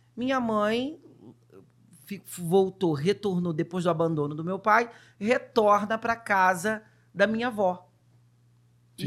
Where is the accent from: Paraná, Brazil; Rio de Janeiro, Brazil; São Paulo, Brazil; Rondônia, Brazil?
Rio de Janeiro, Brazil; also born or lived in Duque de Caxias; eu sou do Rio de Janeiro, nasci num lugar, num bairro chamado São Cristóvão, onde tem o Maracanã. Opa. Eu sou o verdadeiro carioca da gema